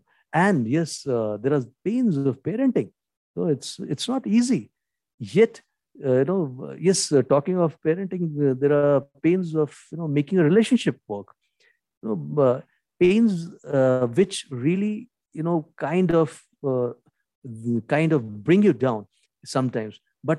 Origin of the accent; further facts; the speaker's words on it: India; first language Hindi; English is a second language; make these videos in the Indian national language or my mother tongue, which is Hindi.